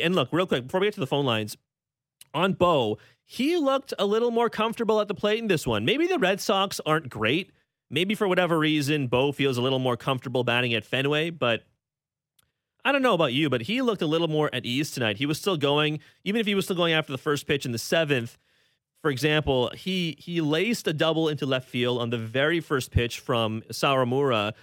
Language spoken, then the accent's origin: English; Toronto, Ontario, Canada; calling in from my hometown of Scarborough.